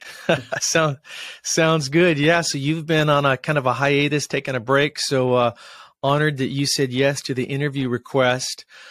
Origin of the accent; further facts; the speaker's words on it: Washington, United States; Washington State. That's my home state here